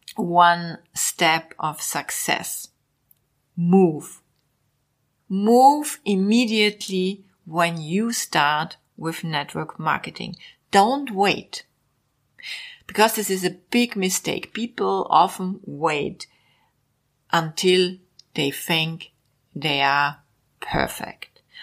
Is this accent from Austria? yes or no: yes; Vienna, Austria; English is a second language; also born or lived in Mallorca, Spain; I was born 1961 in Vienna